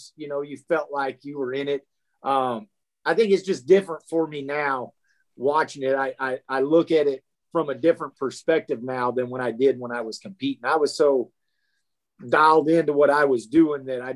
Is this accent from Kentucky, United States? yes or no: no; Sand Hills, Nebraska, United States; also born or lived in Texas; where I grew up in Nebraska there in the Sand Hills